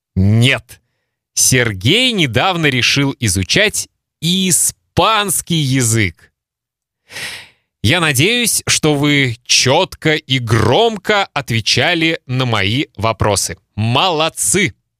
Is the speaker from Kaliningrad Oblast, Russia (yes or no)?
yes; Kaliningrad, Kaliningrad Oblast, Russia; first language Russian; moved away as an adult; now in Lithuania; Мои мама и папа познакомились в России, в Калининграде. Там родился я